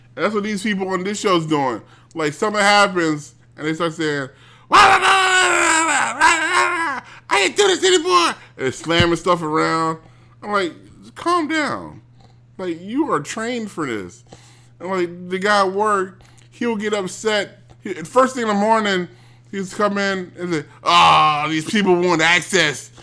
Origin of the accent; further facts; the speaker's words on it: United States; I'm an American